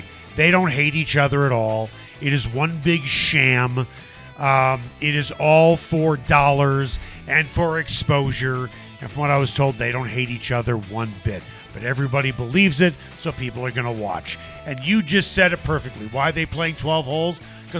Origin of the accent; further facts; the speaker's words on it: Chicago, Illinois, United States; moved away as an adult; also born or lived in Indiana; So I grew up in Chicago and I went to Indiana.